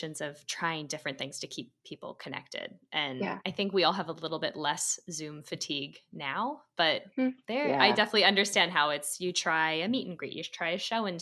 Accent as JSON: {"language": "English", "town": "Philadelphia", "region": "Pennsylvania", "country": "United States", "also_born_or_lived": "San Francisco", "moved": "yes", "lives_now": "Washington, D.C., United States", "said": "I'm from Philly originally"}